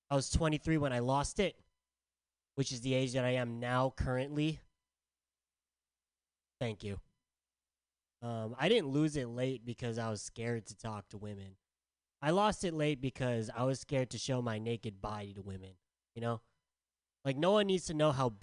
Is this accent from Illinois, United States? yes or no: no; San Diego, California, United States; I'm from San Diego